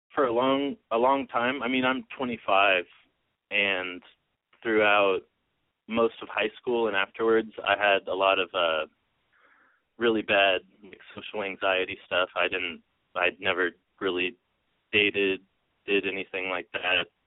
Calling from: Northern California, United States; I'm calling from Northern California.

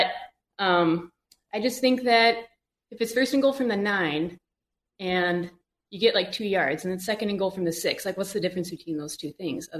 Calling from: Indianapolis, Indiana, United States; I'm in Indianapolis, actually.

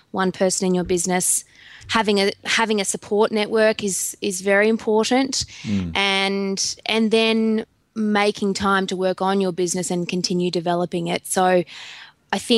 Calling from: Goondiwindi, Queensland, Australia; I'm joining you from Goondiwindi in Queensland, which is right on the border of New South Wales and Queensland on the Macintyre River.

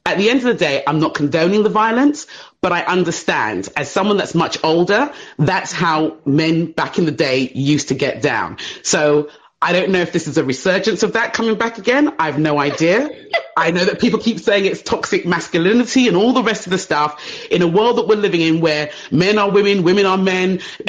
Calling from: England, United Kingdom; I'm calling from England.

